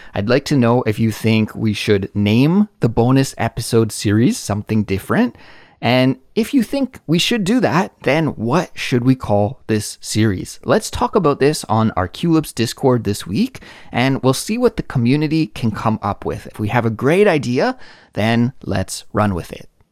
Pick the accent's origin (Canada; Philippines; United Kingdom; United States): Canada; now in South Korea; certainly in South Korea where I live and in my home country of Canada as well